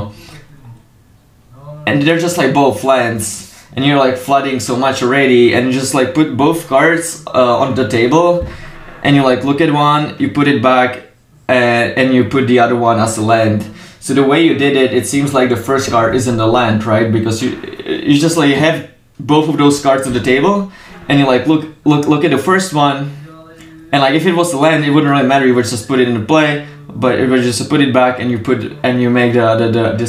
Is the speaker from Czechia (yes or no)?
yes; Czechia; I'm from Czech